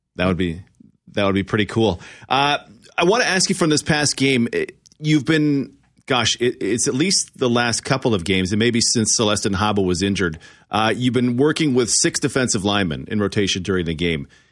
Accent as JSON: {"language": "English", "area": "near Calgary", "region": "Alberta", "country": "Canada", "tie": "born or raised there", "said": "The Elks are the team of my childhood growing up near Calgary"}